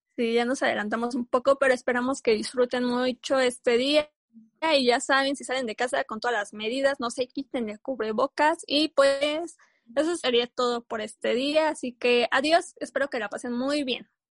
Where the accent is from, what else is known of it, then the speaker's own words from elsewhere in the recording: San Juan del Río, Querétaro, Mexico; nosotros somos de San Juan del Río, Querétaro